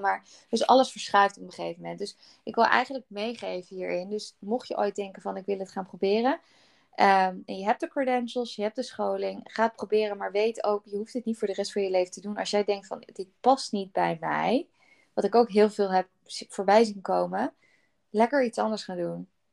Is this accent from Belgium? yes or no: no; Netherlands; als Nederlanders